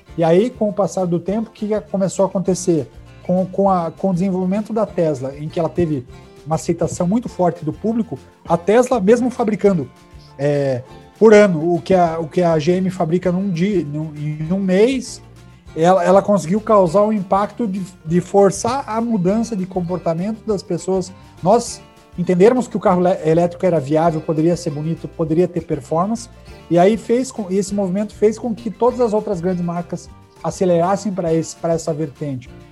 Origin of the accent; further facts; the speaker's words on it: Brazil; sou brasileiro